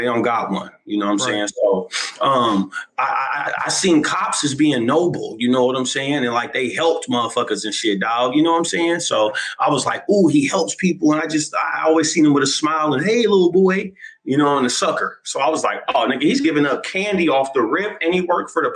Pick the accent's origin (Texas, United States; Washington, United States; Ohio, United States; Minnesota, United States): Washington, United States; Seattle; I'm Seattle, Washington, man, 206 native, South End, Seattle, Washington.